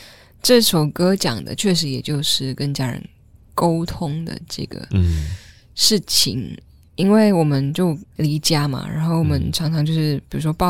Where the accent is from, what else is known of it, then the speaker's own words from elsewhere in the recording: Chiayi, Taiwan; now in Taipei, Taiwan; 因为我我是嘉义人嘛，然后上来台北工作，